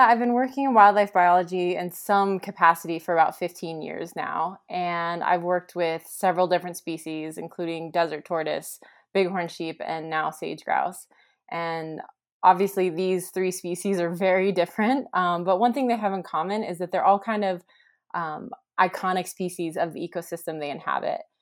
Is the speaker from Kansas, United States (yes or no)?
no; Central Valley, California, United States; now in Bishop, United States; I'm from the Central Valley in California, but I haven't lived there in a really long time